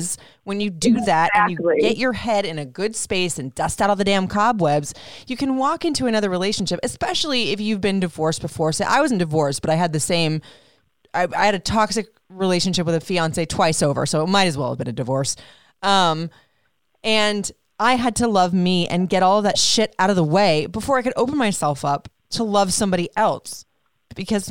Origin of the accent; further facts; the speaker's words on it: Florida, United States; also born or lived in Puerto Rico; I grew up in Florida